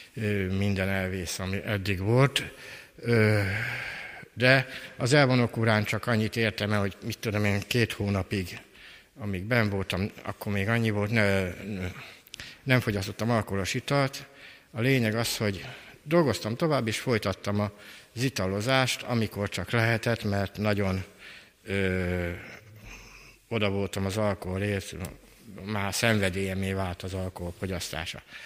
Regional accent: Kecskemét, Bács-Kiskun, Hungary; 1956-ban születtem Kecskeméten

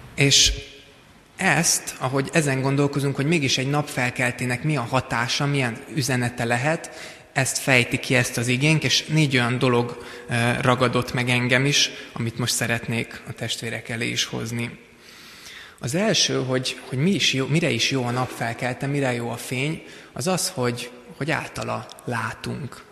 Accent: Szigetszentmiklós, Pest, Hungary; Sziget-Szent Miklóson készült, ahol én felnőttem

